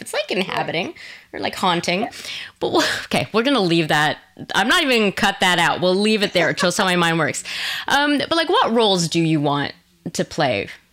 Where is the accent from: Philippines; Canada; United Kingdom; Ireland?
Canada; Quebec; I'm from Quebec originally